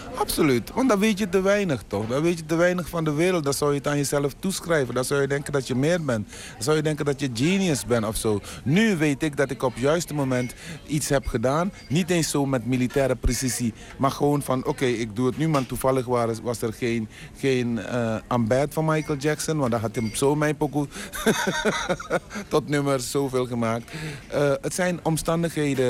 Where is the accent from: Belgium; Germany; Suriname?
Suriname; accent: Surinamese; moved away; also born or lived in Tilburg; ik heb toch een Surinaams accent